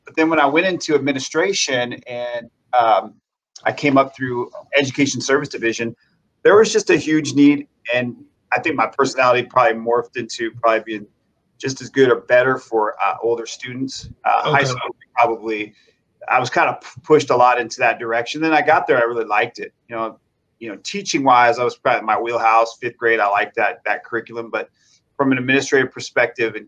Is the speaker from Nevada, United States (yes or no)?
yes; Las Vegas, Nevada, United States; I am actually a native, born and raised here in Las Vegas